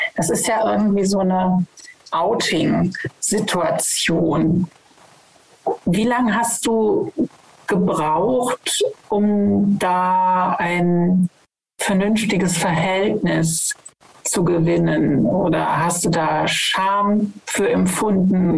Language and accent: German; West Germany, Germany; Ich komme ja aus Westdeutschland